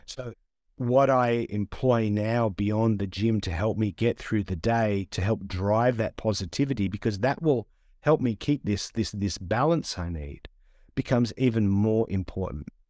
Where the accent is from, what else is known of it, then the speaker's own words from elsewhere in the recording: Sydney, New South Wales, Australia; I'm Australian.